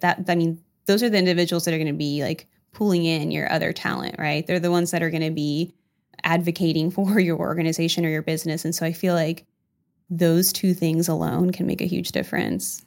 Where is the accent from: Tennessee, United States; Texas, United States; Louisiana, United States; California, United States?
California, United States; also born or lived in Huntingburg, Indiana / El Salvador (parents); now in Indiana, United States; I'm actually not from Du Bois County, so I was born in California